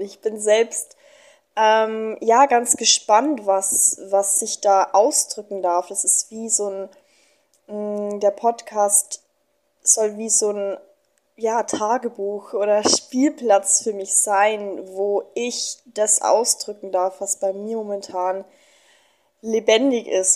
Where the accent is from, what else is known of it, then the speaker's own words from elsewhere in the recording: Germany; moved away as an adult; now in Mexico; ich komme aus Deutschland. Ich bin 24 Jahre alt und bin vor paar Monaten